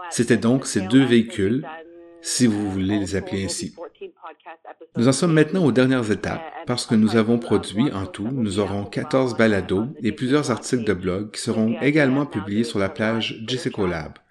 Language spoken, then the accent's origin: French; British Columbia, Canada; Je suis né et j'ai grandi en Colombie-Britannique.